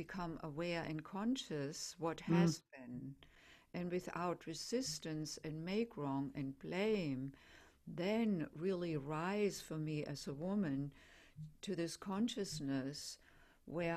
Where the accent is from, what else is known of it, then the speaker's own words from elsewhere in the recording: Germany; accent: German; English is a second language; I'm German, as probably most can tell by my accent. And so we don't call the home country motherland, we call it fatherland